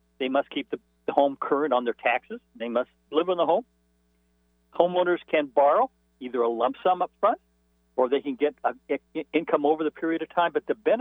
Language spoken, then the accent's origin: English; Arcadia, California, United States; growing up in Arcadia, California